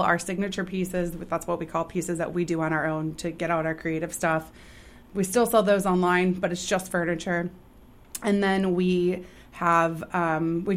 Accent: Sun Prairie, Wisconsin, United States; now in Columbus, Wisconsin, United States; So I grew up in Token Creek. I grew up in Raintree Subdivision. So I've lived here since I was five

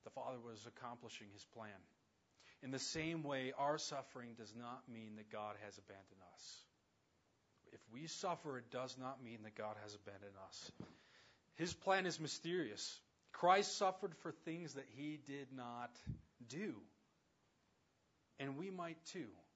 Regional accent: around the Navajo reservation, Southwest, United States; growing up around the Navajo reservation

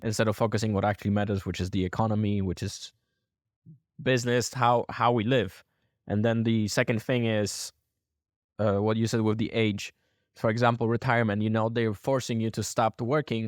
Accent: Poland; I'm from Poland

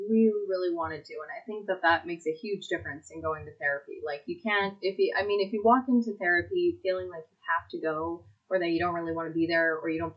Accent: United States; I'm American

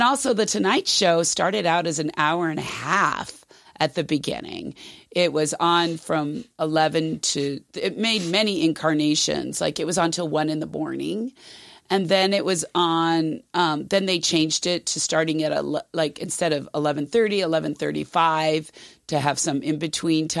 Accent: Los Angeles, California, United States; we grew up in the in the La La Land

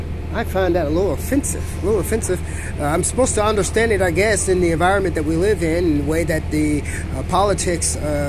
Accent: United States; I'm an American

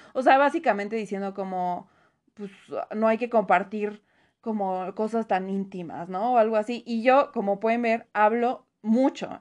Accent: Mexico; nos cuesta muchísimo, en general como mexicanos

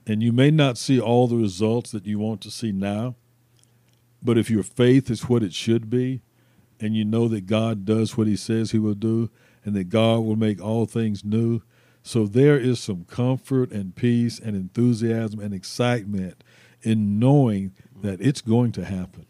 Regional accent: Mount Dora, Florida, United States; moved away as an adult; now in Nashville, United States; I'm from Mount Dora, Florida, mm-hmm. which is about 25 or 30 miles north of Orlando grew up, of course, in a predominantly black community

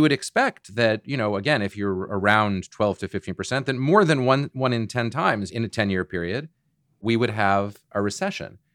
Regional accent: Boston, Massachusetts, United States; I'm from Boston and I still live in the Boston area

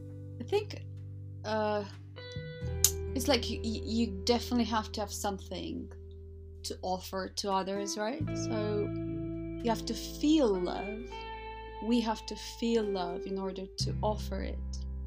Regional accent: London, United Kingdom; from London, and I'm looking forward to having a really good conversation with you about life.

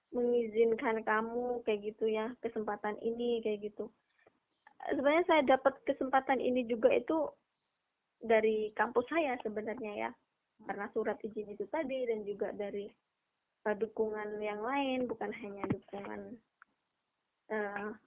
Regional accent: East Java, Indonesia; saya dari Jawa Timur nanti harus ke Jakarta buat uh, dari Jakarta ke Budapest

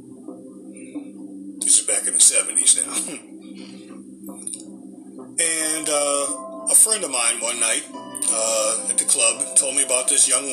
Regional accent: Boston, Massachusetts, United States; we were raised up in the Boston area, so we had snow in the wintertime

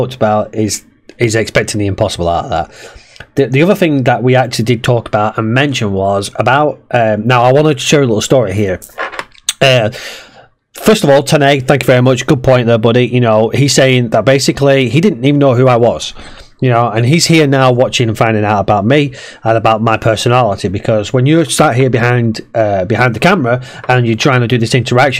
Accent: Preston, North West England, United Kingdom; I'm from Preston as well

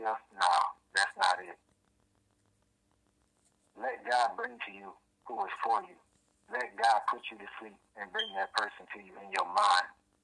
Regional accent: Oklahoma City, Oklahoma, United States; now in Tulsa, United States; I'm from Oklahoma City, but I currently reside in Tulsa, Oklahoma.

